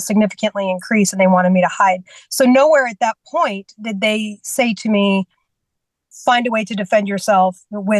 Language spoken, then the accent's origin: English; California, United States; also born or lived in Washington State; now in Georgia, United States; I was raised in California